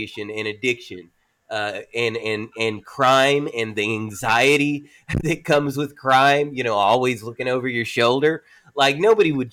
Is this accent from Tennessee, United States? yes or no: yes; McMinnville, Tennessee, United States; I was raised in a tiny town. But trust me, rural Appalachia